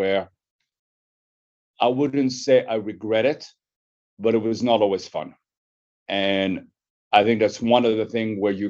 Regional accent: Paris, Île-de-France, France; moved away as an adult; also born or lived in United States; I was born in Paris in 1963, and I grew up in a neighborhood of Montparnasse.

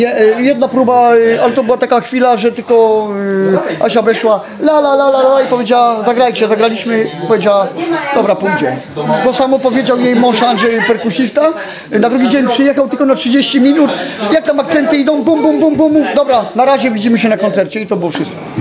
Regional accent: Szczecin, West Pomeranian Voivodeship, Poland; Jestem ze Szczecina.

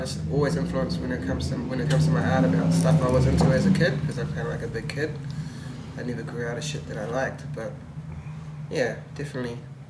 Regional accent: Kawerau, Bay of Plenty, New Zealand; now in Tauranga, New Zealand; I'm from Kawerau

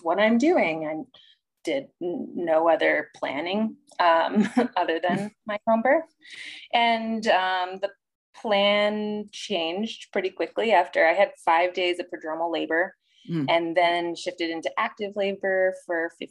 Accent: Chicago, Illinois, United States; moved away as an adult; also born or lived in Oregon; now in St. Louis, United States; I'm actually from Chicago

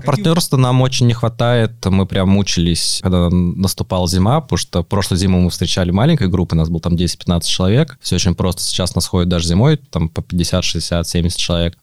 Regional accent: Moscow, Russia; Я сам вырос в Москве, в Измайле

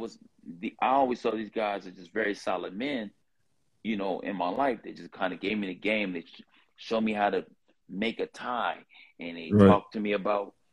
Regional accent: Los Angeles, California, United States; accent: LA accent; from South Central LA. I was, I stayed next door to some Crips, and I stayed five houses down from another set of Crips. And so I grew up in the Crip neighborhood

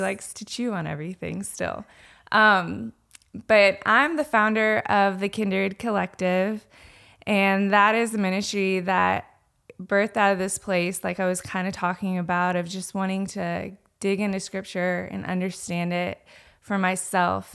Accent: Anderson, South Carolina, United States; I am from Anderson, South Carolina.

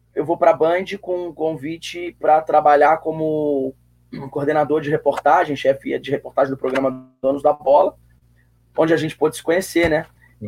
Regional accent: Brazil; Eu cresci na Zona Sul.

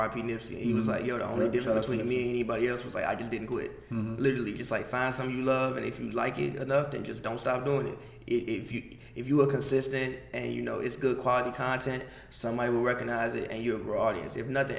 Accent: Chicago, Illinois, United States; moved away as an adult; now in Los Angeles, United States; I'm from Chicago, grew up in the 90s

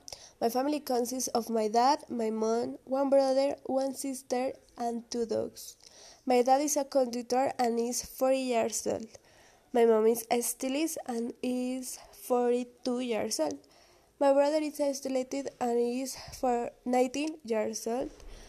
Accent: Colombia; I'm from Colombia. I am 17 years old and I am single.

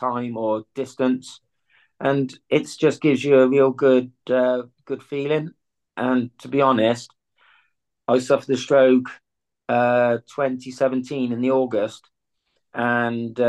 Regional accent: Malvern, West Midlands, United Kingdom; also born or lived in Nottingham; I started my journeys or my youth in Malvern, where I am now. And then obviously things happened, so I've moved away. Now I lived in Nottingham for a while.

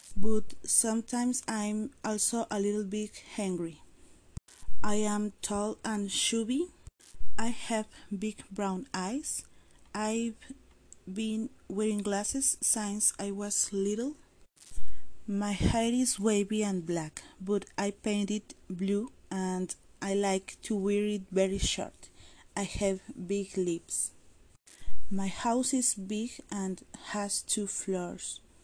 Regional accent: Mexico; also born or lived in Santa Catarina, Nuevo León; I am Mexican

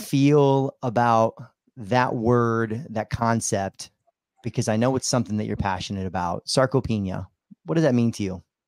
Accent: Midwest, United States; now in South Florida, United States; growing up in the Midwest, you know, living on a farm

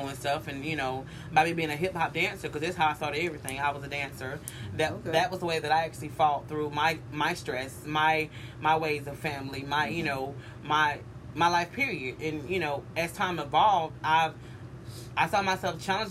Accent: Carrollton, Georgia, United States; also born or lived in Ohio; I'm from Ohio, but I ended up landed in... And a place called Carrollton, Georgia

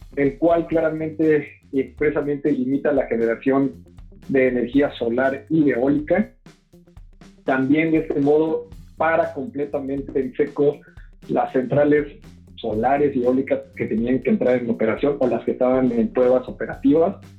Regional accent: Mexico; nos tenemos que preparar como mexicanos

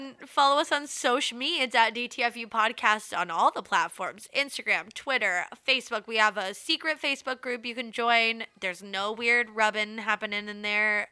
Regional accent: United States; being American

